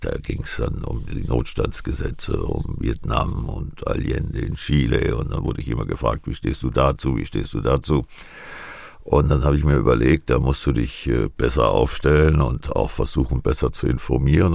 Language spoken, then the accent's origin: German; Giessen, Hesse, Germany; Ich komme aus Gießen